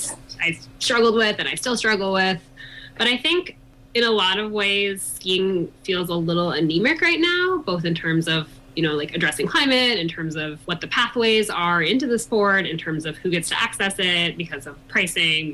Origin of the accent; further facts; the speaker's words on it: East Coast, United States; moved away as an adult; now in Colorado, United States; I'm from the East Coast originally. I moved to Colorado to the Vail Valley when I was 21